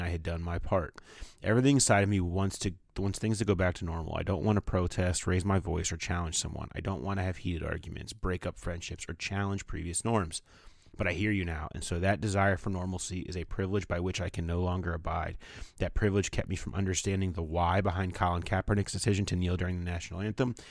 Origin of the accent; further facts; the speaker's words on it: Toronto, Ontario, Canada; moved away as an adult; I was raised in Mimico, a small neighborhood just outside of Toronto, Canada